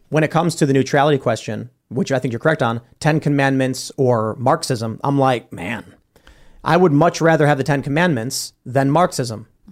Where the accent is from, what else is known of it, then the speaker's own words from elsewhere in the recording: Chicago, Illinois, United States; I'm from Chicago